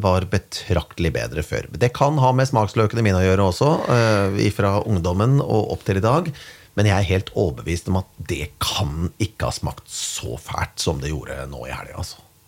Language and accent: Norwegian; Kongsberg, Buskerud, Norway; moved away; hjemme på Kongsberg